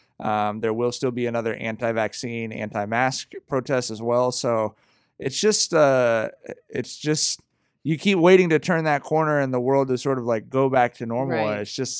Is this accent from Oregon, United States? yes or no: no; Long Beach, California, United States; I grew up in Long Beach